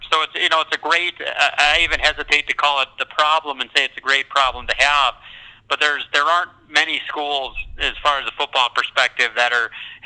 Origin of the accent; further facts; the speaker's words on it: North Dakota, United States; born and raised in North Dakota